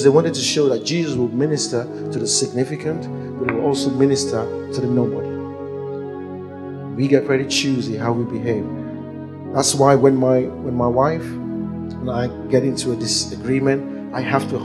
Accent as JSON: {"language": "English", "country": "Nigeria", "said": "I'm a Nigerian"}